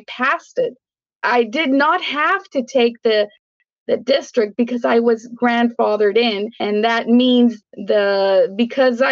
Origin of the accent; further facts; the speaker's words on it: Mexico; now in Brownsville, United States; my mom was from Mexico. So we were raised in Mexico.